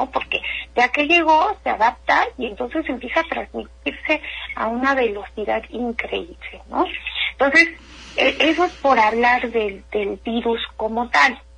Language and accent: Spanish; Mexico; a nosotros no nos hace daño, somos mexicanos, hemos sobrevivido a tantas cosas